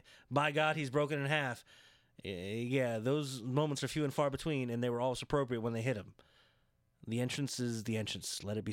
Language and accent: English; Houston, Texas, United States; I'm from Houston.